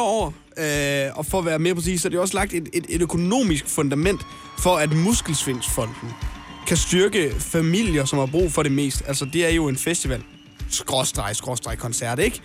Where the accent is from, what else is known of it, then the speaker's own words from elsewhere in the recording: North Jutland, North Denmark Region, Denmark; som nordjyde